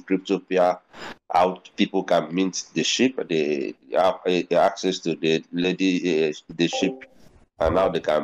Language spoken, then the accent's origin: English; Nigeria; from Nigeria